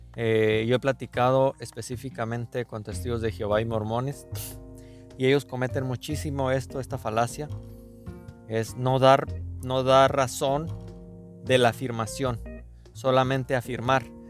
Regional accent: Mexico

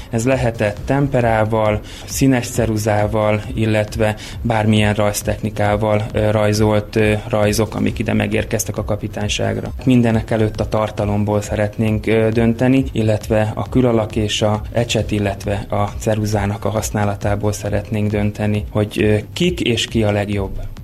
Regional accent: Érd, Pest, Hungary; érdiek vagyunk

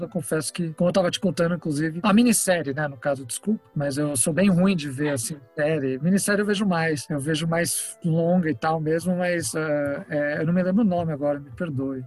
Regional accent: São Paulo, Brazil; born or raised there; also born or lived in Rosario, Santa Fe, Argentina

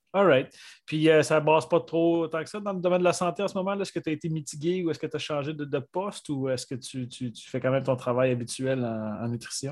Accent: Côte-Nord, Quebec, Canada; je viens de la Côte-Nord

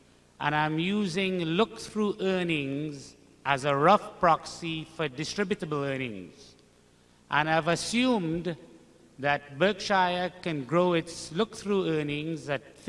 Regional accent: Trinidad & Tobago; I'm from Trinidad in the West Indies.

